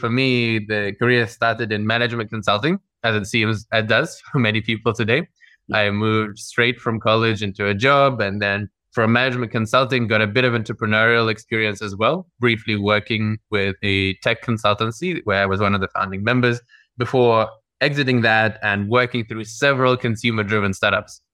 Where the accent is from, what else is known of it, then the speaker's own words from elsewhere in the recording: Moscow, Russia; moved away; also born or lived in London, United Kingdom / New York / Lagos / Singapore; I grew up in Moscow in the Russian Federation, and then I emigrated over with my family over to the UK, to London